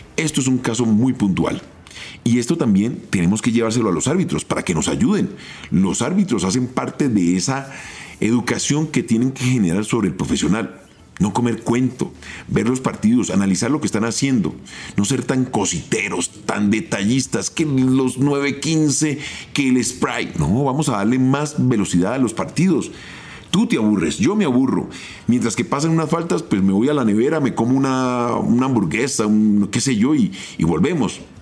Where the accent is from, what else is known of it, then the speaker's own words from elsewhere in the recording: Colombia; nosotros como colombianos